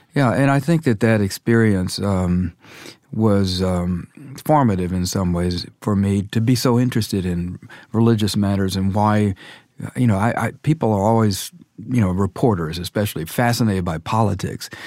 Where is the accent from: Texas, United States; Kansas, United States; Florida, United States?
Texas, United States; Dallas; I grew up in Dallas in the Methodist Church